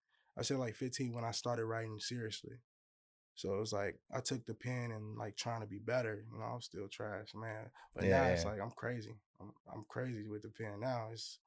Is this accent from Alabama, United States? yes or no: no; Hammond, Indiana, United States; I'm originally from Indiana, Hammond, Indiana. I was born out there. That's where most of my family's from.